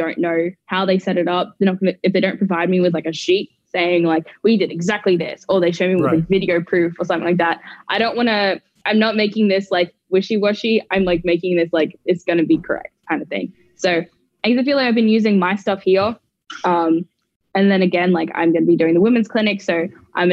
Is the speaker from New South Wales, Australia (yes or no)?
no; Brisbane, Queensland, Australia; moved away as an adult; in Australia, especially where I'm from. I'm from Brisbane